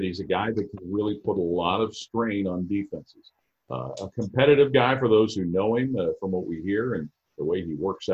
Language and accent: English; Cincinnati, Ohio, United States; Well, I grew up in Cincinnati